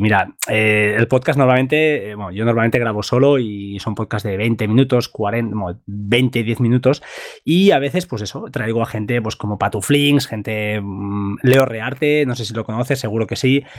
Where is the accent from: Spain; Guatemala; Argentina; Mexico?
Spain; Montgat, Catalonia; Yo soy de Mongat